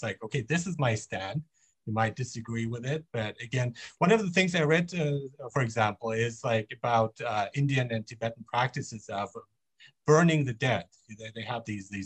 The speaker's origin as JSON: {"language": "English", "country": "Germany", "tie": "born or raised there", "also_born_or_lived": "Iran", "moved": "yes", "lives_now": "Vancouver, Canada", "said": "I was born in Iran, but I grew up in Germany. I live in Canada, in Vancouver"}